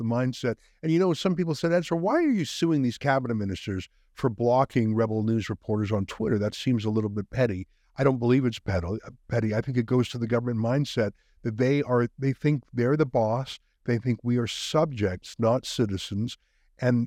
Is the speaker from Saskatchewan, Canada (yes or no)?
no; Calgary, Alberta, Canada; Growing up in Calgary, we had a fairly small Jewish community at the time, less than 10,000